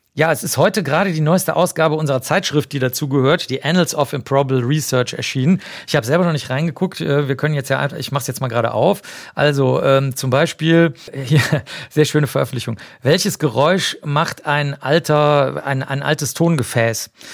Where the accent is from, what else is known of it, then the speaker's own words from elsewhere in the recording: Cologne, North Rhine-Westphalia, Germany; ich bin ja Kölner